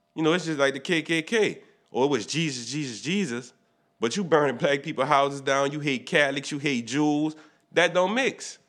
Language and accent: English; New Orleans, Louisiana, United States; we from New Orleans